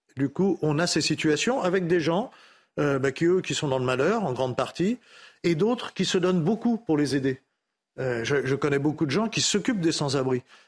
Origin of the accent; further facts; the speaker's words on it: Paris, Île-de-France, France; je suis né à Paris